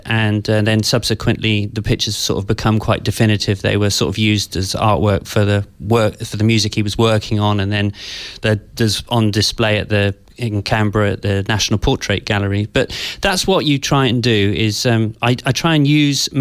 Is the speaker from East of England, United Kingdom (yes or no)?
no; Devon, West Country, South West England, United Kingdom; also born or lived in London; from the age of seven onwards, I grew up in the West Country in, kind of quite a rural environment.